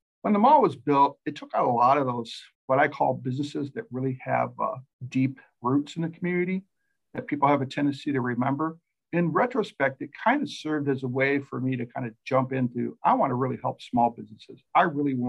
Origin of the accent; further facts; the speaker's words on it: Mason City, Iowa, United States; I grew up in Mason City, Iowa